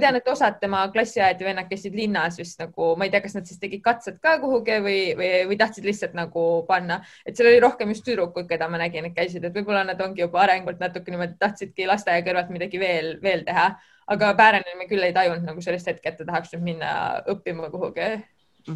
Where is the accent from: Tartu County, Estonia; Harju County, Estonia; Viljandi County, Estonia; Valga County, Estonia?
Harju County, Estonia; Kurtna; also born or lived in Tallinn; ma ise olen siin koolis õppinud, et ma olen täiesti Kurtnast pärit